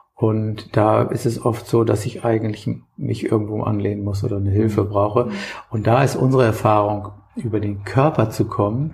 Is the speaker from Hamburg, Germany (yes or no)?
yes; Hamburg, Germany; mir als Hamburger